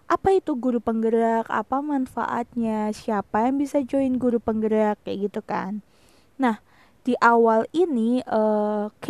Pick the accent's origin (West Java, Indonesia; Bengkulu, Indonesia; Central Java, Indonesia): Central Java, Indonesia; Semarang; Aku lahir di kota Semarang dan sekarang tinggal dan besar di kota Semarang.